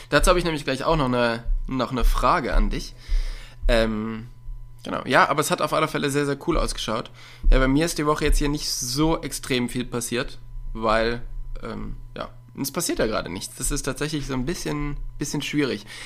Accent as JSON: {"language": "German", "region": "North Rhine-Westphalia", "country": "Germany", "said": "Ich komme ja aus der Nähe von Köln, aber ich bin auch überhaupt gar nicht der Karnevalstyp"}